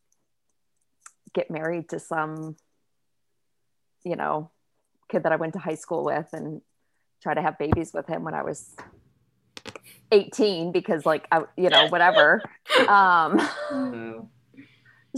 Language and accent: English; Midwest, United States; I grew up in the Midwest in a Christian community